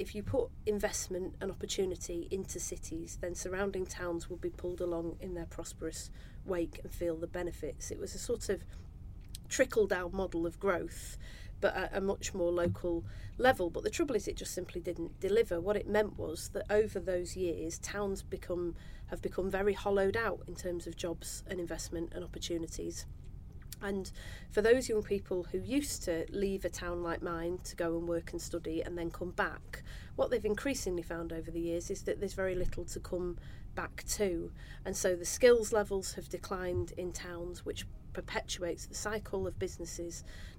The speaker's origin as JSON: {"language": "English", "town": "Manchester", "region": "North West England", "country": "United Kingdom", "tie": "born or raised there", "said": "When I was born in Manchester in 1979"}